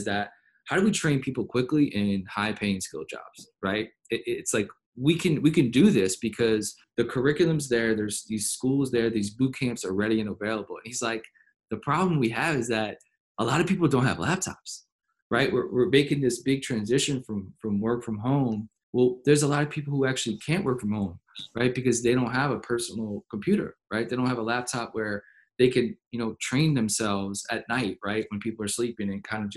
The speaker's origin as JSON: {"language": "English", "town": "New Orleans", "region": "Louisiana", "country": "United States", "tie": "born or raised there", "said": "I grew up in New Orleans"}